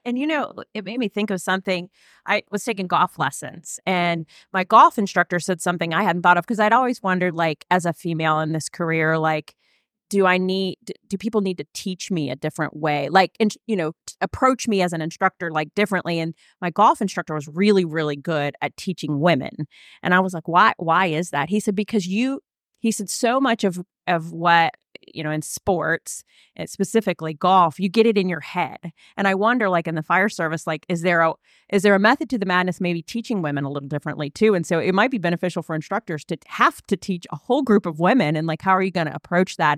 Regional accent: Virginia, United States; I'm from Virginia

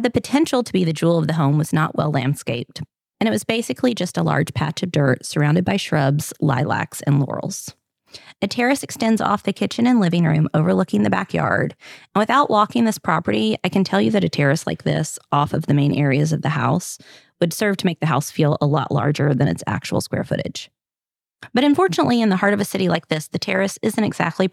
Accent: the South, United States; accent: southern; my French with my southern accent.

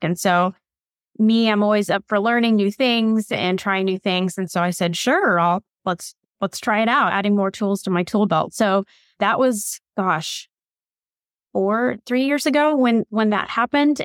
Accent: Bloomington, Indiana, United States; I grew up in Indiana. I'm in Bloomington.

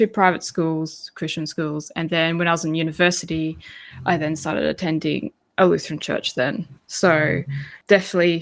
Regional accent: Hervey Bay, Queensland, Australia; now in Gympie region, Australia; I grew up in Harvey Bay

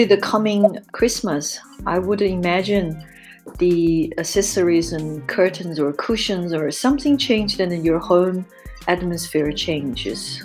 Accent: China; moved away as an adult; also born or lived in Europe

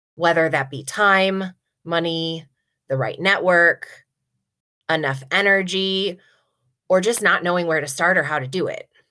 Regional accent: Nebraska, United States; I grew up here in Nebraska

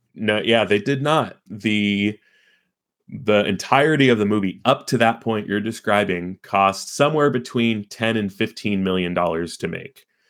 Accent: Carlsbad, California, United States; I'm from San Diego, uh, specifically from Carlsbad, California

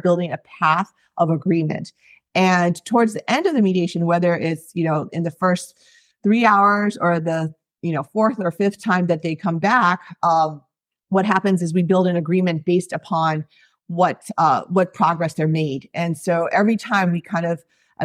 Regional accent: East Coast, United States; moved away as an adult; now in Hawaii, United States; So I've been in Hawaii for 20 years. I grew up on the East Coast and as an Asian American

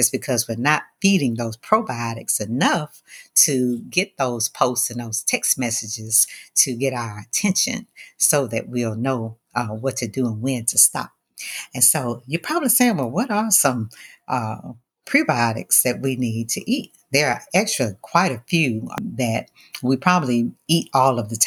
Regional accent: the South, United States; growing up in the South, you know, we ate our gumbo

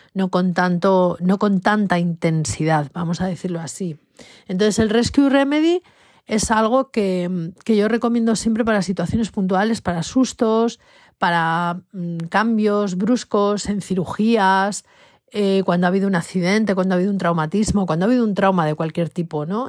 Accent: Spain; aquí en España

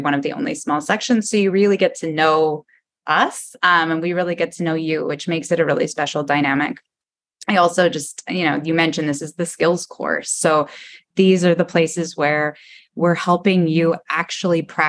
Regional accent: Portland, Oregon, United States; I grew up in the Portland area and spent a lot of my childhood going to and from the coast

